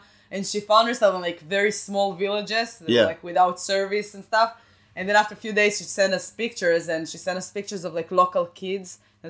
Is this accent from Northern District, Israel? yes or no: no; Rehovot, Central District, Israel; English is a second language; moved away as an adult; also born or lived in Tel Aviv; now in Boston, United States; I'm from Rehovot.